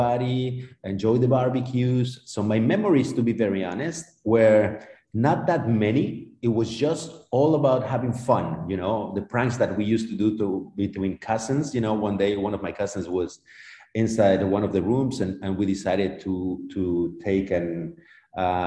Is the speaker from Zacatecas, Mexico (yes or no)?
no; Mexico City, Mexico; I was born in Mexico City, and I was living in Mexico City